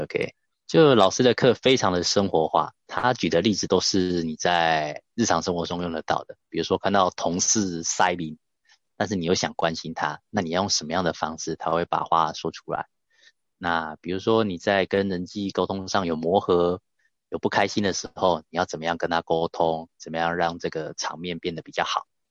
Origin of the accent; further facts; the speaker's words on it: Taichung, Taiwan; 像我来自台中